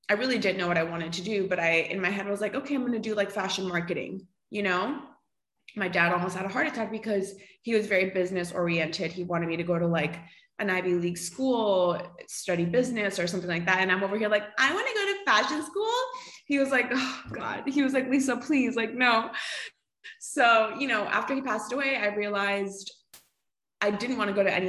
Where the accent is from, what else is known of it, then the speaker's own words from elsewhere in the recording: Costa Rica; moved away as an adult; now in Miami, United States; I live in Miami, like you mentioned. I was born and raised in Costa Rica. So I lived there until I was like 19.